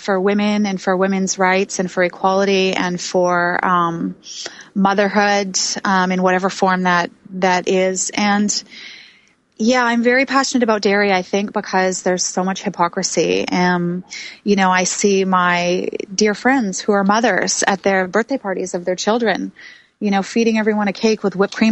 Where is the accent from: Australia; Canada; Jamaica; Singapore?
Canada; Vancouver, British Columbia; also born or lived in New York City; the scene, the culture that I grew up in Vancouver, BC.